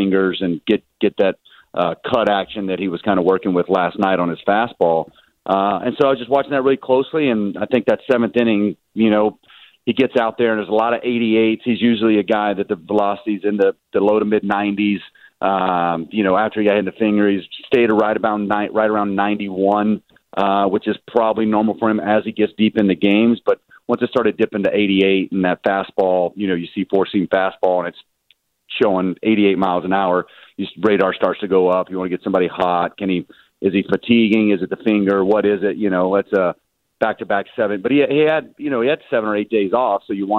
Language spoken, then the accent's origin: English; the South, United States